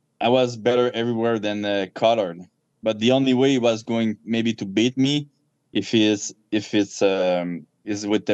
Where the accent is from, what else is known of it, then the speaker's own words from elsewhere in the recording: Canada; I'm a Canadian gangster